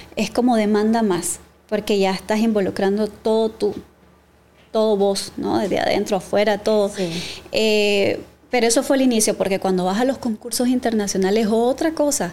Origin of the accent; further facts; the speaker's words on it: Matagalpa, Nicaragua; soy de Matagalpa